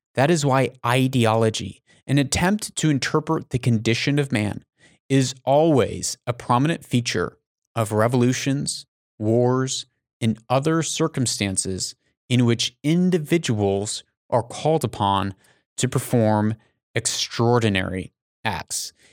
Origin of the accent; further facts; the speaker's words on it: United States; I'm an American